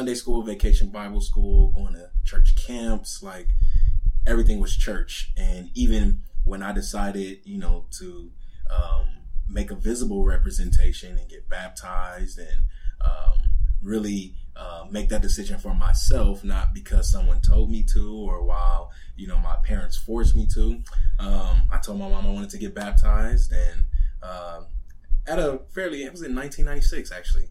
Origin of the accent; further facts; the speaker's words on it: Southern California, United States; born and raised in Southern California